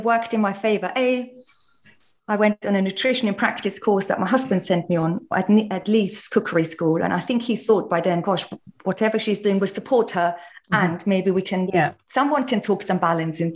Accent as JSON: {"language": "English", "country": "Austria", "tie": "born or raised there", "said": "all the yummy things I was raised on in Austria"}